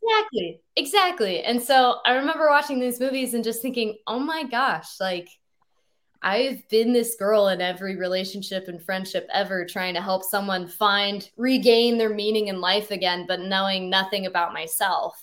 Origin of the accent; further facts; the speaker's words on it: Boise, Idaho, United States; moved away as an adult; now in Seattle, United States; I grew up in Boise, Idaho